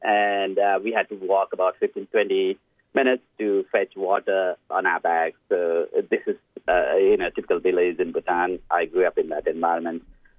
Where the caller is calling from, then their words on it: Blacktown, New South Wales, Australia; I'm dialing from Fairwater in Blacktown in Western Sydney